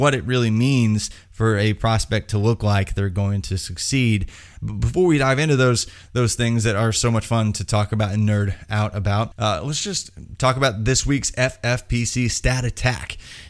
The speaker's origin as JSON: {"language": "English", "region": "Indiana", "country": "United States", "said": "Yeah, see, I'm from Indiana. The people from Kentucky I know do not talk like you, just saying."}